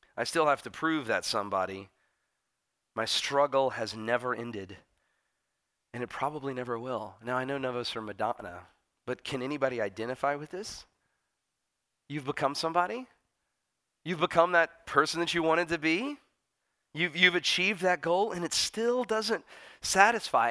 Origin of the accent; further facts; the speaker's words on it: United States; as an American